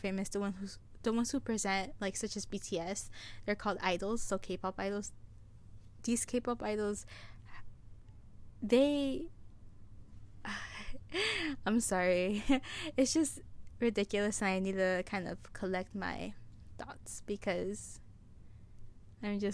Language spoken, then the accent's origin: English; United States; I live in the United States. I was born in the United States, so I am a citizen